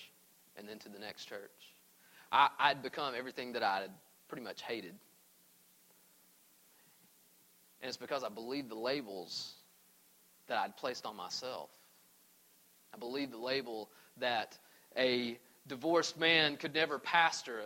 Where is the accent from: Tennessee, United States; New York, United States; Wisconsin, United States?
Tennessee, United States; East; moved away as an adult; also born or lived in Arizona; I grew up in East Tennessee.